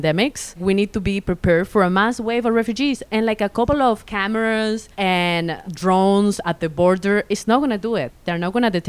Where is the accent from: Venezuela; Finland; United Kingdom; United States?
Venezuela; I'm from Venezuela